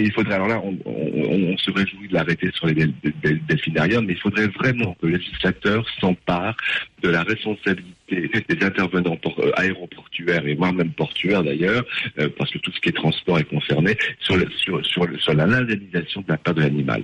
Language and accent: French; Hauts-de-France, France; les Hauts-de-France, donc ma région d'origine